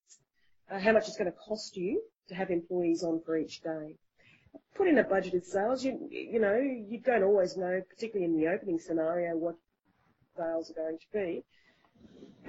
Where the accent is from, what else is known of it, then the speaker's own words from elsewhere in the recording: Australia; being an Australian